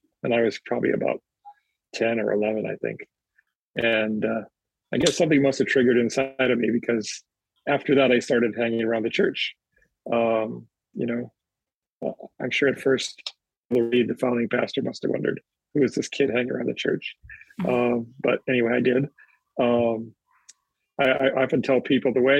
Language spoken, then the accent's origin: English; Hawaii, United States; also born or lived in Berkeley, California / Lanikai / Enchanted Lakes; I was born in the Bay Area, raised in Hawaii.